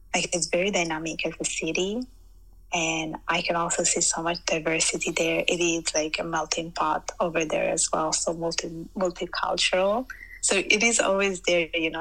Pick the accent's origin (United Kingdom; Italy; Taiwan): Italy; Sicily; moved away as an adult; now in Canada; I was born in Italy, specifically in Sicily. So I was born and raised there.